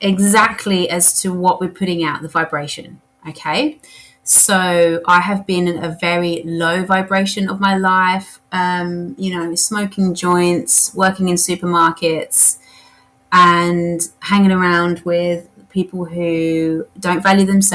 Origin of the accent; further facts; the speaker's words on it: England, United Kingdom; Being English